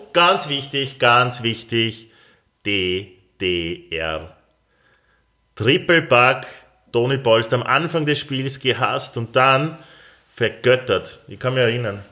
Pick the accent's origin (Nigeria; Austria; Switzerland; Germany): Austria; als Österreicher